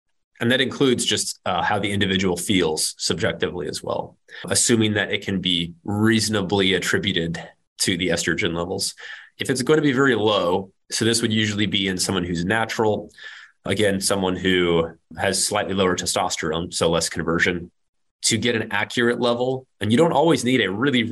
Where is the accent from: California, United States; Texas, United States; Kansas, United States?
Kansas, United States; I'm from Kansas